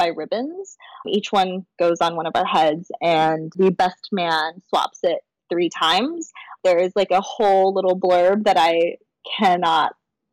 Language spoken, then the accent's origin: English; United States; I'm Chinese American